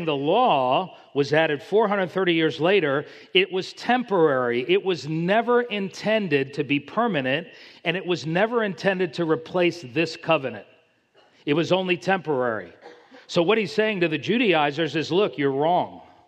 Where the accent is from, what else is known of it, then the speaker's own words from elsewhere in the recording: Miami, Florida, United States; I'm from Miami.